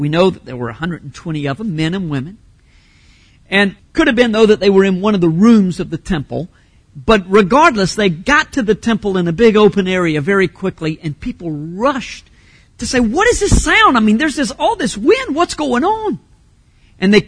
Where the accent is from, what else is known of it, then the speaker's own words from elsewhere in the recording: Fuquay-Varina, North Carolina, United States; I grew up in Fuquay Varina.